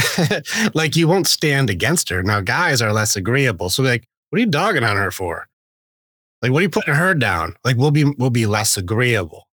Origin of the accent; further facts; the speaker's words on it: Detroit, Michigan, United States; I grew up in, uh, at a, not a good part in Detroit.